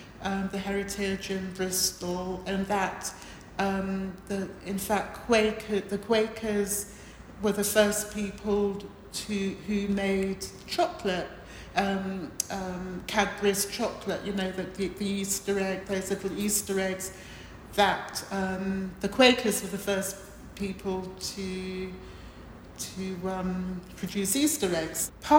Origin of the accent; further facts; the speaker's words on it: Montserrat; born there; which is quite close to where I was born in Montserrat.